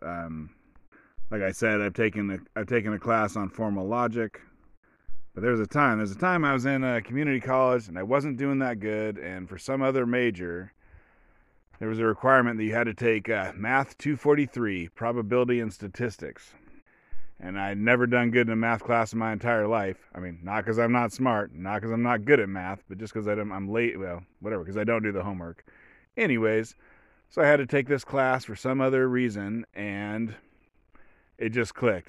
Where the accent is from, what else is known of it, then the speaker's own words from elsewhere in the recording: Oregon, United States; I come from Oregon. I was raised by hippies without electricity.